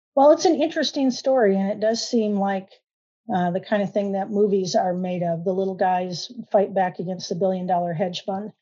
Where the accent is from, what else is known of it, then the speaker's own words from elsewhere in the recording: Michigan, United States; now in Oklahoma, United States; I actually am a transplant to Oklahoma. I grew up in Michigan